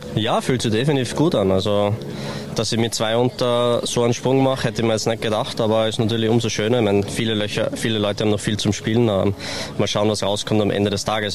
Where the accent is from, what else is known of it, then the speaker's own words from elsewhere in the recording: Austria; Als Österreicher